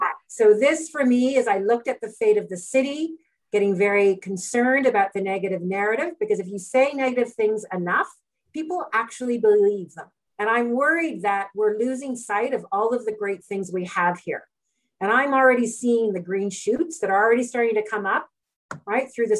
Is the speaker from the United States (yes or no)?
no; Edmonton, Alberta, Canada; now in Calgary, Canada; I was born and raised in Edmonton.